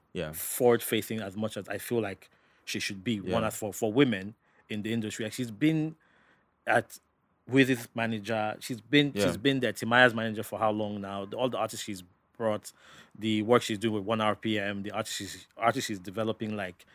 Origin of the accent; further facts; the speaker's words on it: Port Harcourt, Rivers State, Nigeria; just even from where I'm from Port Harcourt and everything, seeing how far I've gone, I go back there